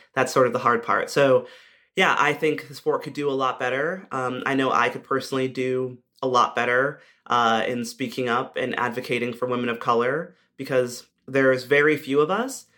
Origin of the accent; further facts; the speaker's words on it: United States; as an American rugby player